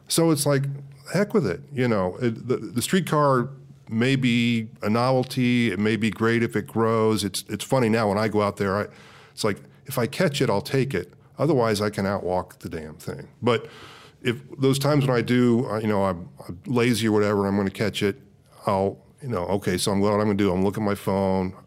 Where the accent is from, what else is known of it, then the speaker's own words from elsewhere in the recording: Midwest, United States; also born or lived in California; now in Kansas City, United States; I grew up in the Midwest